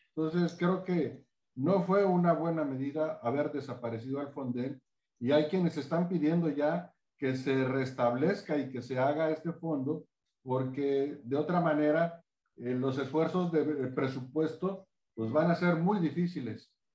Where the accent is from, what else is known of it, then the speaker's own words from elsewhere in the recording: Acapulco, Guerrero, Mexico; quienes somos de Acapulco